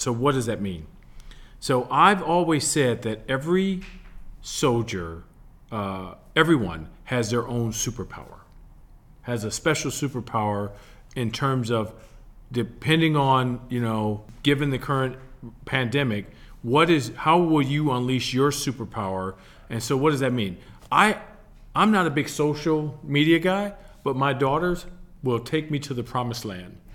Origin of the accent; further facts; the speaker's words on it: Milwaukee, Wisconsin, United States; moved away; as a kid growing up in Milwaukee, Wisconsin